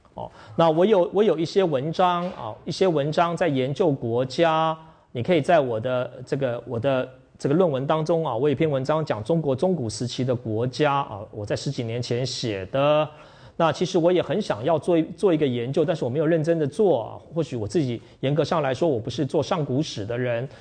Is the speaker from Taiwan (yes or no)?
yes; Taiwan; 我从台湾来